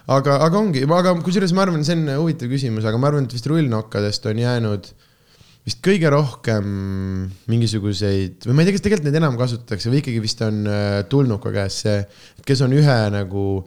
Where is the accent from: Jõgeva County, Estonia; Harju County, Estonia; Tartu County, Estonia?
Tartu County, Estonia; Tartu; born or raised there